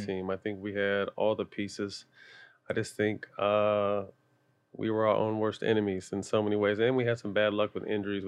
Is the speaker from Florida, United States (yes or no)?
no; Sacramento, California, United States; I'm from Sacramento, and Chris Webber's like my big brother